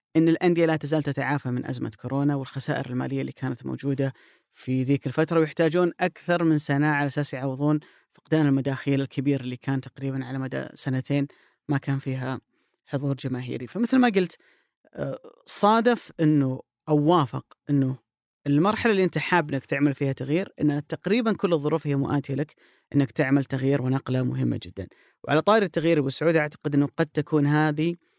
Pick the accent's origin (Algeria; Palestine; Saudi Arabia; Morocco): Saudi Arabia; عندنا في السعوديه